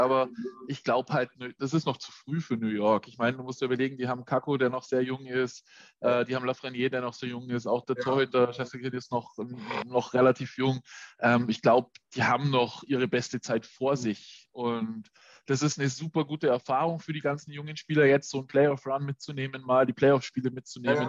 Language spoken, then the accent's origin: German; Augsburg, Bavaria, Germany; als Augsburger